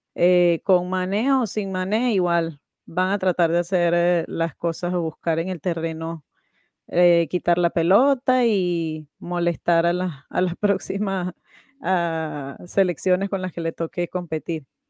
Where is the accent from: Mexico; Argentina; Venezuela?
Venezuela; yo soy de Venezuela